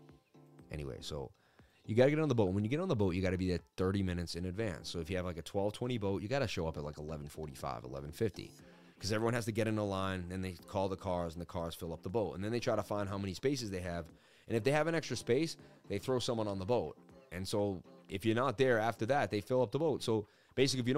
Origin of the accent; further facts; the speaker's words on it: Boston, Massachusetts, United States; I grew up in Boston